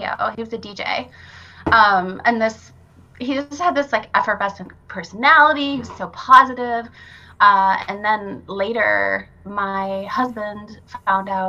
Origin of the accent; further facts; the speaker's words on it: Brookings, South Dakota, United States; I grew up in Brookings, South Dakota